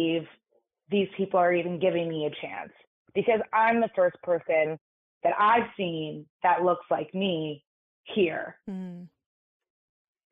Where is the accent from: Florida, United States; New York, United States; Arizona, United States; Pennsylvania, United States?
New York, United States; New York City; I grew up in New York City in an all-girls private school.